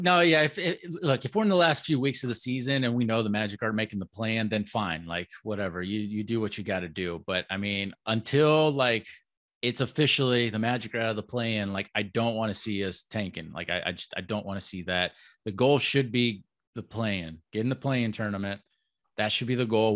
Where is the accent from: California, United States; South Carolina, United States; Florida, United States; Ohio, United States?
Florida, United States; Orlando; I'm born and raised in Orlando